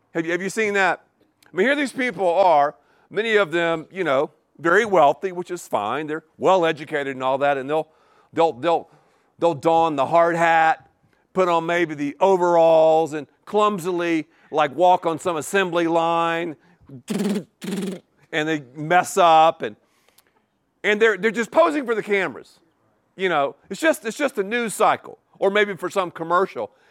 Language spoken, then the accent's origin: English; Canton, North Carolina, United States; also born or lived in Erwin, North Carolina; Irwin, North Carolina, and, oh, Canton, Canton